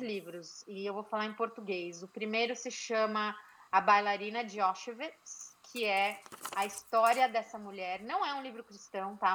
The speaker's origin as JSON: {"language": "Portuguese", "region": "São Paulo", "country": "Brazil", "also_born_or_lived": "Pennsylvania", "moved": "yes", "lives_now": "United States"}